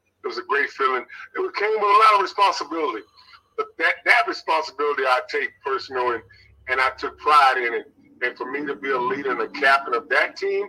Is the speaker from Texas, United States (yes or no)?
yes; Houston, Texas, United States; As a child, young child, I grew up on Majestic Street in Houston. For those that's listening, know that Cash McGarden area.